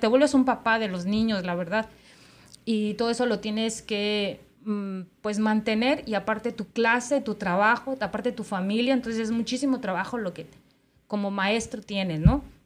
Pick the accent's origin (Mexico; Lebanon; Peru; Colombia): Mexico; now in United States; Acá en Estados Unidos, sobre todo en la gente que somos eh, mexicanos y tenemos nuestros hijos